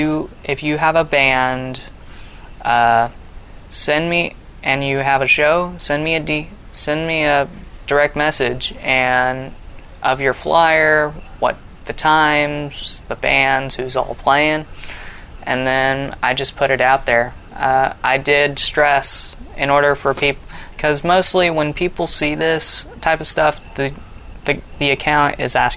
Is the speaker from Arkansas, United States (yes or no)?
yes; Russellville, Arkansas, United States; born there; Well, so I was born in Russellville.